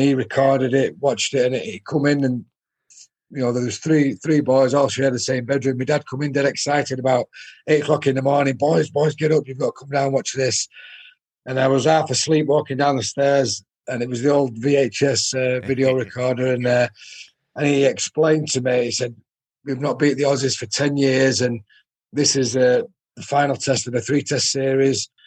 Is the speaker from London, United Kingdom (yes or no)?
no; Salford, North West England, United Kingdom; I was born in Salford, and Salford was my club team